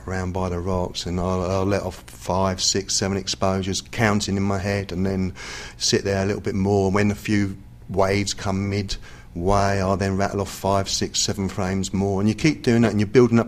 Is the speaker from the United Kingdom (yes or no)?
yes; England, United Kingdom; accent: English; my English accent